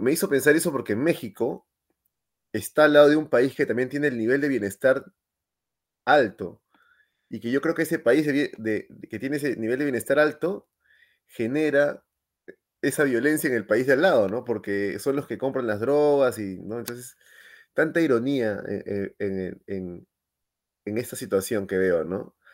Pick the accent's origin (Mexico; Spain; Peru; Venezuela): Peru; moved away; yo soy de Perú